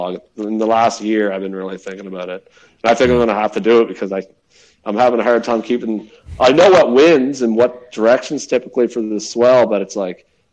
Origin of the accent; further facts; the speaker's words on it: Nova Scotia, Canada; I was born in Canada